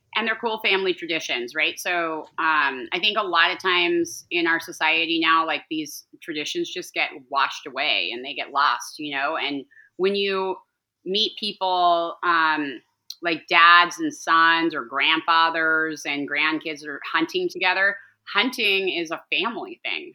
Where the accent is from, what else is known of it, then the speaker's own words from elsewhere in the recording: Calabasas, California, United States; I grew up in Los Angeles, um, the outskirts of Los Angeles, in Calabasas specifically